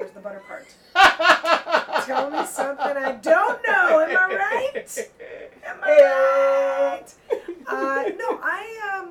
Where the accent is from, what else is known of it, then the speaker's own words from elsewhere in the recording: San Francisco, California, United States; I grew up in San Francisco.